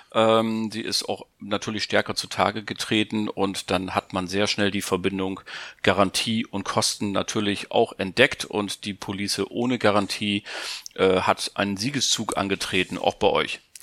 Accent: Germany; bei uns in Deutschland, die wir ja nach wie vor keine große Investment äh, Bürgerschaft haben, sondern wir sind ein Volk der Sparer

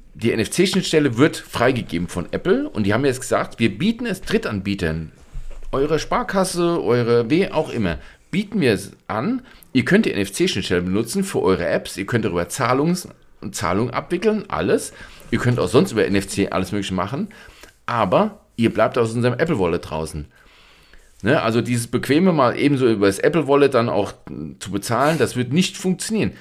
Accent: Germany; bei uns in Deutschland

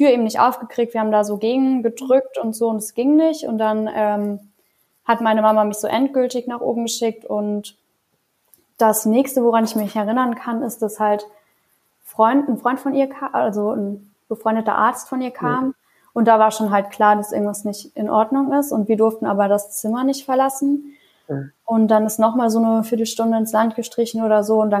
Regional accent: Trier, Rhineland-Palatinate, Germany; Ich hatte einen ganz coolen Tag in, äh, in Trier, wo ich aufgewachsen bin

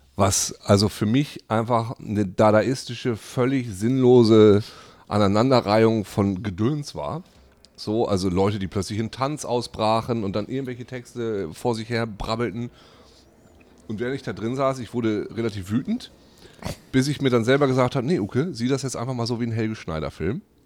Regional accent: Germany; moved away; in der kleinen Stadt, wo ich herkomme, in Lea

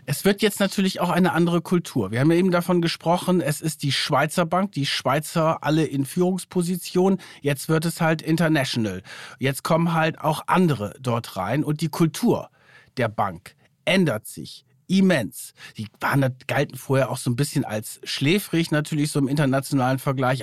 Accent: Germany; bei uns in Deutschland

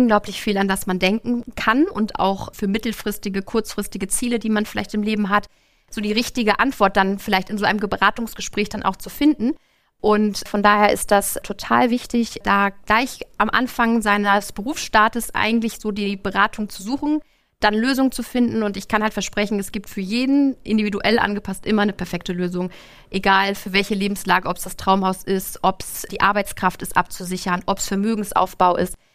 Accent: Lübeck, Schleswig-Holstein, Germany; bin geboren und aufgewachsen im schönen Lübeck

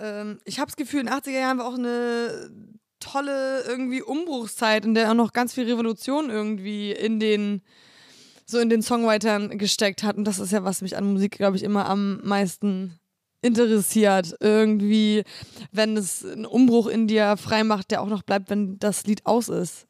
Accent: Poland; moved away; in meine Heimat fahren, weil ich wollte eigentlich gerne viel äh, mehr da arbeiten

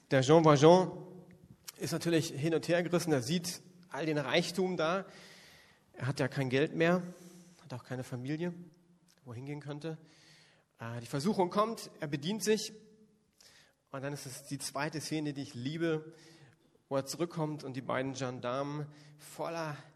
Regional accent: Northern Germany, Germany; now in Berlin, Germany; Das würde bei uns in Berlin überhaupt nicht ankommen und ich komme von der Küste geht das gar nicht.

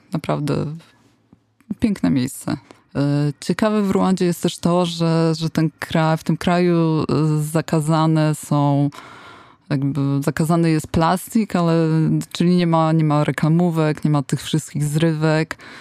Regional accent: Poland; skąd jesteśmy, my, że z Polski, czyli from Poland

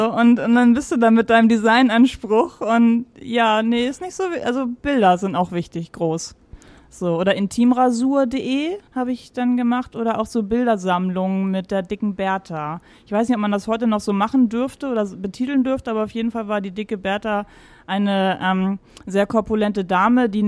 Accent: Schleswig-Holstein, Germany; also born or lived in Mecklenburg-Vorpommern / Stuttgart; now in Hamburg, Germany; vier war ich, als vier. wir rübergezogen sind. Mhm, nach Schleswig-Holstein.

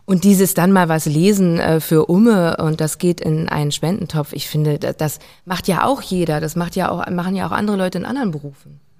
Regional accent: Hamburg, Germany; ich bin ja auch an der Elbe aufgewachsen

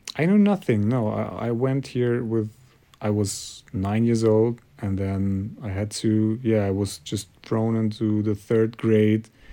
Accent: Kazakhstan; English is a second language; also born or lived in Germany; now in Munich, Germany; I'm from Kazakhstan

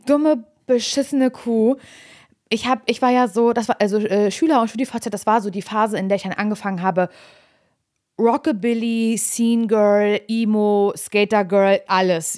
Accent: East Germany, Germany; ich bin ja noch, äh, kurz vor der Wende in Ostdeutschland geboren

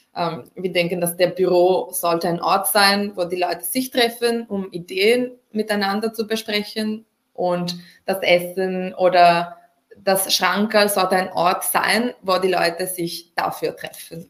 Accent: Italy; moved away; ich komme ursprünglich aus Italien

